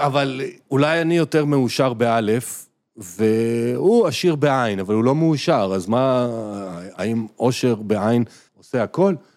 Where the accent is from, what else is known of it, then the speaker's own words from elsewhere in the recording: Israel; אנחנו ישראלים